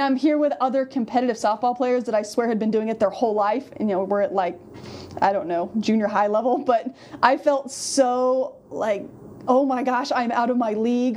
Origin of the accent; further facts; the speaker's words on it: Colorado, United States; moved away; I'm from Colorado.